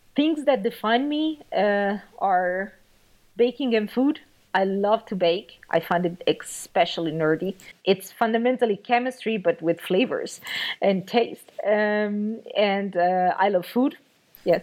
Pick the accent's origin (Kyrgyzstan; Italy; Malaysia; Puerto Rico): Italy; moved away as an adult; now in Germany; I'm actually from Italy. I moved to Germany uh, in 2013 to see what I can do about my career